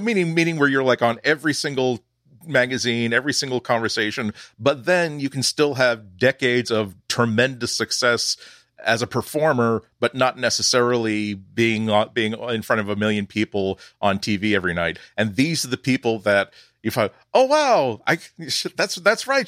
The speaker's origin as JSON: {"language": "English", "country": "United States", "tie": "born or raised there", "accent": "American", "said": "I am American, I was raised around Americans"}